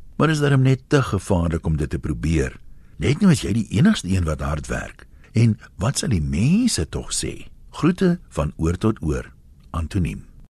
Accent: South Africa; As 'n Suid-Afrikaner

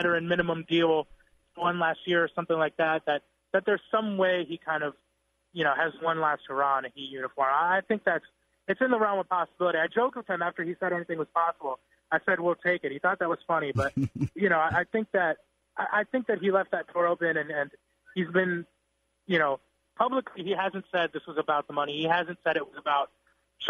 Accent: South Florida, United States; I'm from South Florida

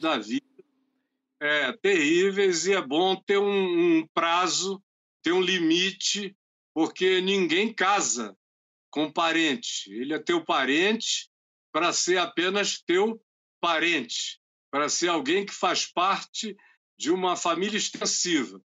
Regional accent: Amazonas, Brazil; nós somos do Amazonas

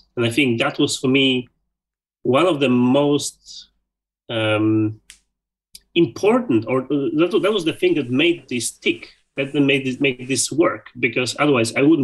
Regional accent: Poland; moved away as an adult; also born or lived in Sweden / Belgium; 10 years ago, I moved out from Poland, I moved to Sweden

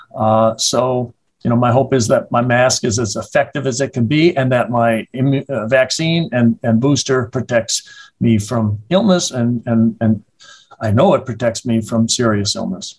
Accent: Madison, Wisconsin, United States; born and raised in Madison, educated here through medical school.

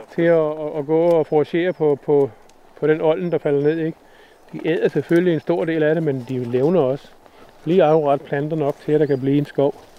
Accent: Zealand and the islands, Denmark; accent: not Jutlandic; moved away; jeg snakker heller ikke jysk. Så, så jeg har jo en fortid fra, fra Sjælland og øerne

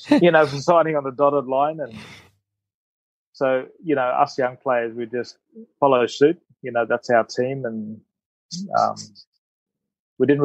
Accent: Australia; when I was playing and growing up in Australia, I had this goal to play for Australia. Um, you know, arriving when I was eight

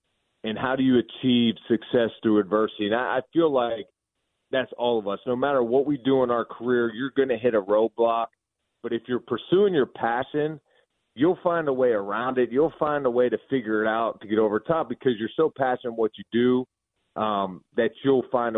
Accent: Pittsburgh, Pennsylvania, United States; moved away as an adult; now in Toledo, United States; I'm from Pittsburgh, born and raised in Pittsburgh. We live in Toledo, Ohio now. Went to school in Toledo, met my wife here.

